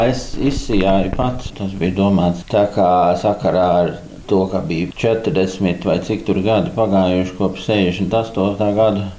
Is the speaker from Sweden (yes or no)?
yes; Stockholm, Stockholm County, Sweden; first language Latvian; es uzaugu Stokholmā